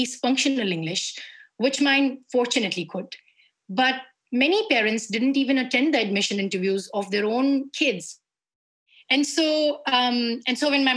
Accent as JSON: {"language": "English", "town": "Ranchi", "region": "Jharkhand", "country": "India", "tie": "born or raised there", "said": "somebody who grew up in Jharkhand. When I was growing up in Ranchi, which is the capital of Jharkhand"}